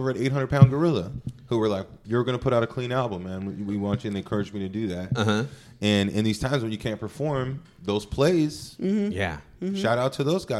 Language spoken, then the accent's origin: English; Stockton, California, United States; Catholic as shit. And then we became Baptist over time. But we spent 4 or 5 days a week in church. So I grew up in Stockton